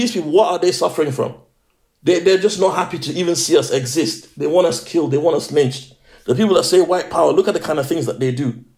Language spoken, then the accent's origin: English; Nigeria; now in United Kingdom; I'm a Nigerian